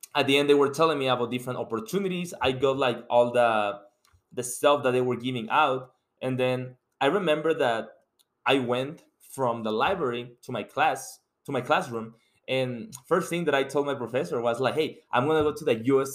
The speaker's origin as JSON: {"language": "English", "country": "Mexico", "second_language": "English", "moved": "as an adult", "lives_now": "United States", "said": "I'm coming from Mexico, and you can tell by my accent that English is not my first language."}